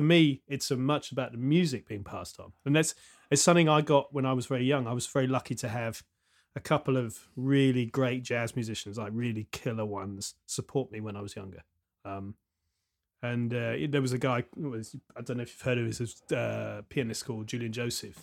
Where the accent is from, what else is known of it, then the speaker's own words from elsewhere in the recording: Southampton, South East England, United Kingdom; I grew up in Southampton, then moved away, and then came back